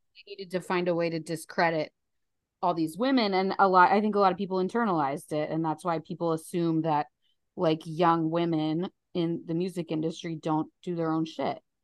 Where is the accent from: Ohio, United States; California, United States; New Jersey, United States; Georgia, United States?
New Jersey, United States; Paterson; moved away as an adult; now in London, United Kingdom; I'm from New Jersey. I live in the U K